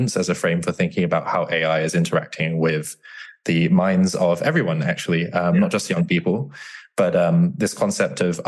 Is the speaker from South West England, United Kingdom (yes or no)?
yes; Bristol, South West England, United Kingdom; now in London, United Kingdom; I grew up around Bristol in England, Southwest England